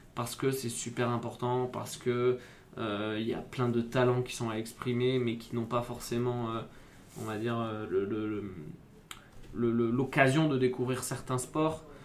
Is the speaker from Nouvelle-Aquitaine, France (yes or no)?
yes; Bordeaux, Nouvelle-Aquitaine, France; also born or lived in Grenoble; now in Paris region, France; Je suis originaire du sud-ouest. J'ai grandi à Bordeaux.